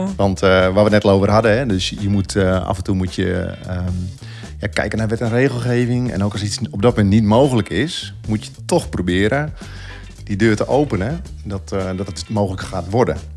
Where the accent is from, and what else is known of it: Netherlands